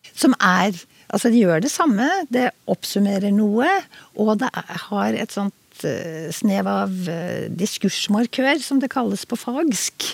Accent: Oslo, Norway; jeg vokste jo opp eh, i Oslo

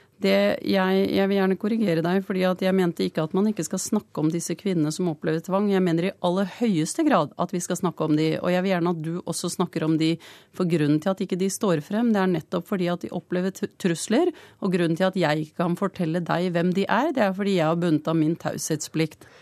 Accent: Pakistan; now in Norway; Jeg kommer fra Pakistan

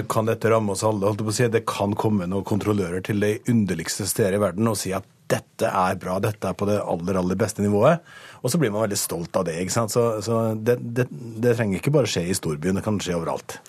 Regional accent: Møre og Romsdal, Norway; jeg kommer fra Møre og Romsdal

